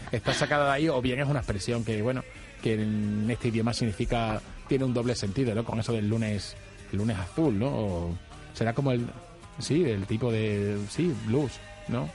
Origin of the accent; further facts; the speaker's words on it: Badajoz, Extremadura, Spain; somos muy de Badajoz